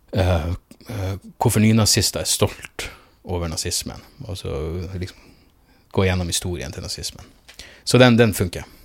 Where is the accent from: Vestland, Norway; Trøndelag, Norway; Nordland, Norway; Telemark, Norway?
Nordland, Norway; Narvik; moved away; hjembyen min